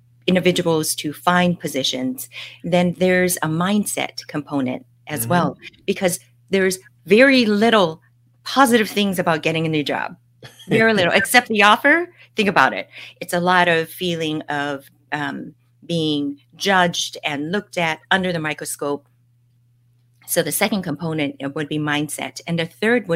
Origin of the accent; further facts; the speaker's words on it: Hawaii, United States; moved away as an adult; also born or lived in Nashville, Tennessee / Miami / California; now in Bay Area, United States; I'm a local girl in Hawaii. I grew up in Hawaii and left to go to school in Nashville, Tennessee